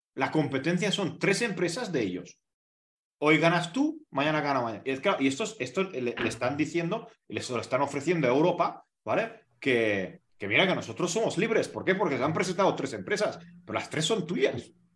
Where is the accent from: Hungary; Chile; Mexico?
Hungary; en mi país